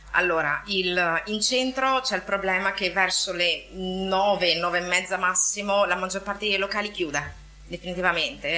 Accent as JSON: {"language": "Italian", "town": "Venice", "region": "Veneto", "country": "Italy", "lives_now": "Marghera, Italy", "said": "non ho la patente in quanto veneziana"}